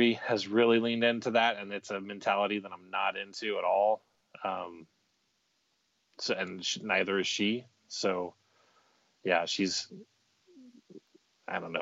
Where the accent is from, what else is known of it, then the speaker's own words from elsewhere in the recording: Texas, United States; I was born in Texas